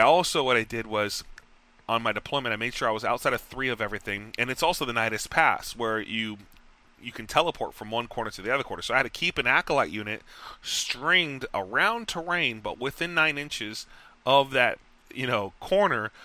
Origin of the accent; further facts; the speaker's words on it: Texas, United States; moved away; I'm from Texas